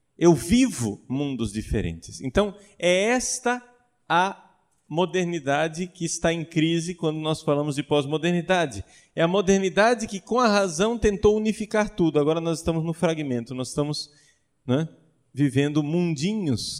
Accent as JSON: {"language": "Portuguese", "country": "Brazil", "said": "Eu, como bom brasileiro"}